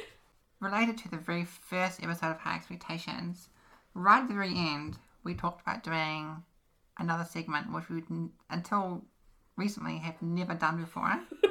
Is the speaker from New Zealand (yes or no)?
yes; New Zealand; Just because we're from New Zealand, we actually get treated worse.